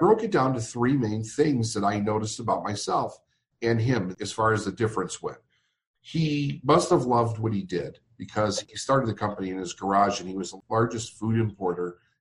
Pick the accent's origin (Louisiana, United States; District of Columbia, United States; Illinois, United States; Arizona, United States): Illinois, United States; Chicago; I'm from Chicago, Illinois